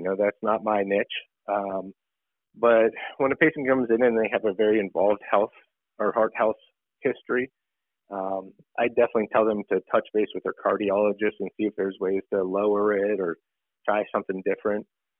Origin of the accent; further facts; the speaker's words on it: Pittsburgh, Pennsylvania, United States; Went to North Hills High School and went away for a little bit for schooling and then came back and started my practice in 2004.